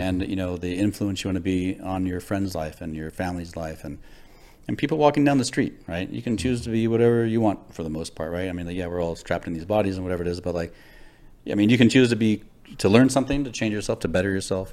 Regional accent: Los Angeles, California, United States; I grew up in Los Angeles

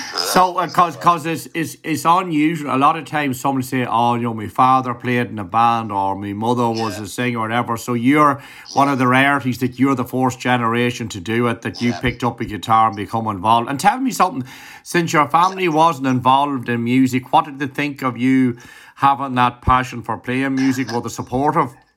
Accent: Ireland; as an Irishman

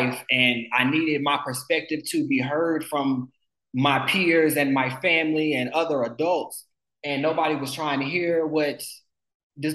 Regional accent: North Carolina, United States; moved away as an adult; now in Centennial, Colorado, United States; I currently live in Colorado, but I'm from North Carolina

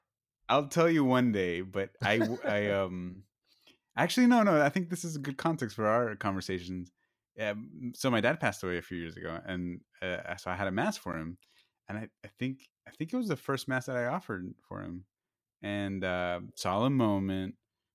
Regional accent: Nicaragua; No. I grew up in Nicaragua, Jason.

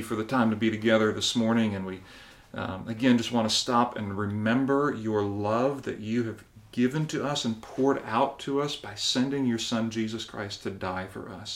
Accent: Barbados; I think back to my childhood, and I remember in growing up in Barbados

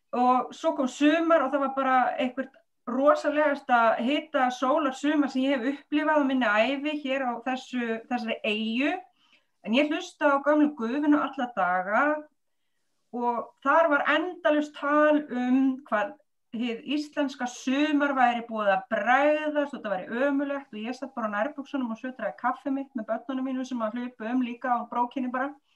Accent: Reykjavík, Capital Region, Iceland; moved away; það er heimabærin minn

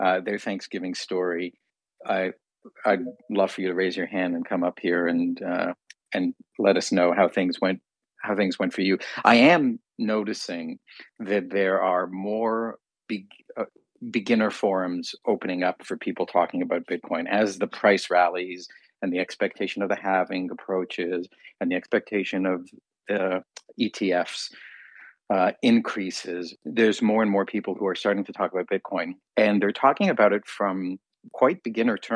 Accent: Canada; I'm a Canadian. We celebrated it in October

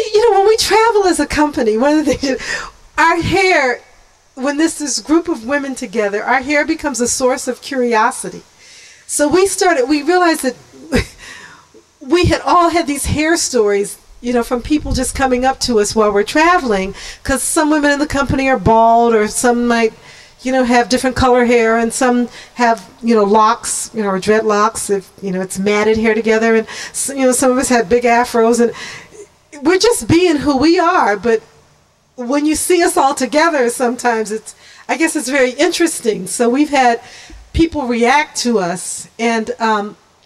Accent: Kansas City, Missouri, United States; growing up in Kansas City in the 50s

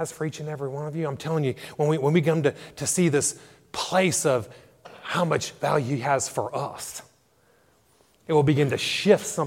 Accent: United States; moved away as an adult; now in Ireland; sports is what helped pay for my education or some of my education back in the U.S.

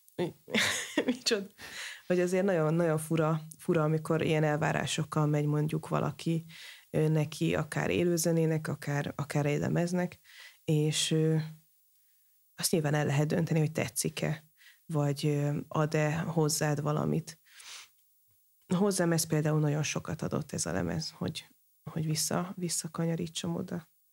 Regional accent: Hungary; magyar vagyok

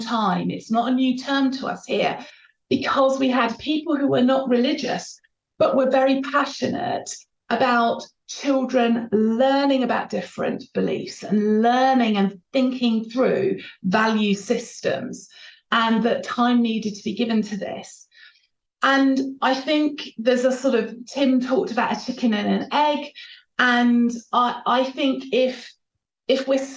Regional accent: Isle of Wight, South East England, United Kingdom; moved away; I grew up on the Isle of Wight, and most people looked like me

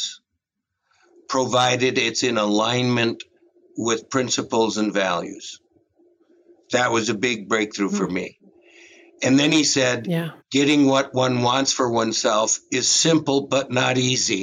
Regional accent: Minnesota, United States; I was a flunky from Minnesota

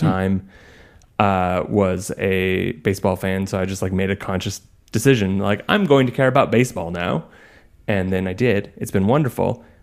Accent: just outside of Boise, Idaho, United States; We grew up just outside of Boise, Idaho.

